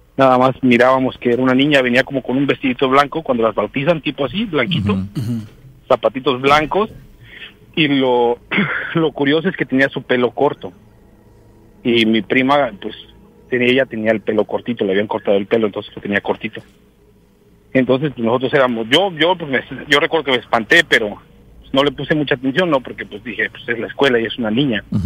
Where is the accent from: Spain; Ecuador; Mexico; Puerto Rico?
Mexico; Guerrero; now in Seattle, United States; en mi pueblo se festeja una, una feria